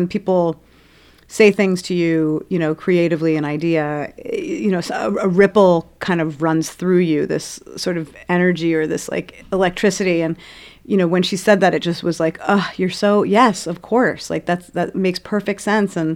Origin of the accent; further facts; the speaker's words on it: New York City, New York, United States; I'm from Brooklyn